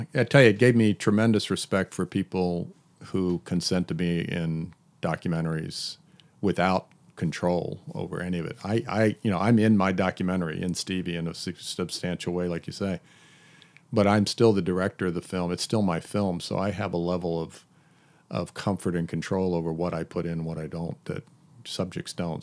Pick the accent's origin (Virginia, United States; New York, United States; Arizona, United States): Virginia, United States; Hampton; moved away; my hometown in Hampton, Virginia